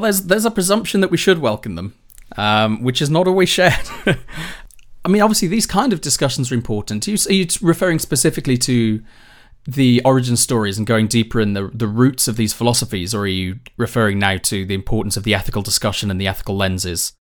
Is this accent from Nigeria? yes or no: no; United Kingdom; I'm British